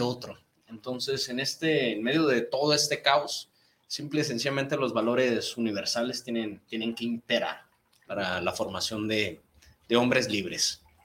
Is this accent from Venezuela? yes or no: no; Mexico; nuestra sociedad como mexicanos